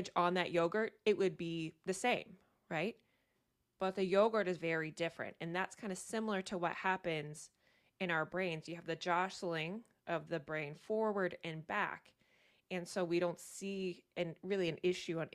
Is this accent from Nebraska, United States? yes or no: no; Virginia, United States; moved away as an adult; now in Maine, United States; I'm from Virginia originally though, so I am a Southern girl